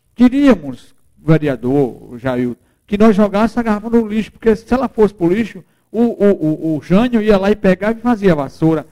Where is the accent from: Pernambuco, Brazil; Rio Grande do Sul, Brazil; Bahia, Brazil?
Pernambuco, Brazil; Macaparana; moved away; uma cidade onde eu nasci, onde eu chupei caju, onde eu chupei manga, onde eu toquei, pedi esmola para sustentar meus irmãos, na feira de Macaparana